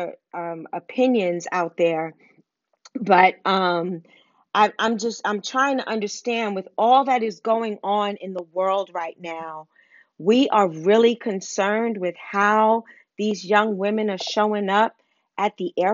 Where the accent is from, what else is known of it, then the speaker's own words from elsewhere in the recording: New York City, New York, United States; I grew up in Harlem